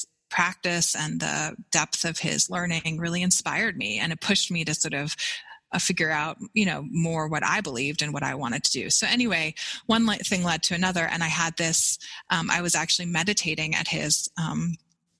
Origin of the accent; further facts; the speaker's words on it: outside of Boston, Massachusetts, United States; I grew up outside of Boston